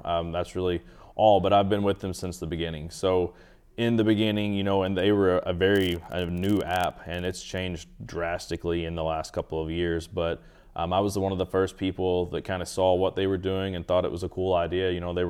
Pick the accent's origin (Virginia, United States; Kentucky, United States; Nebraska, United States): Kentucky, United States; I'm from Eastern Kentucky, so you know the big things to hunt there is definitely whitetail and Eastern turkey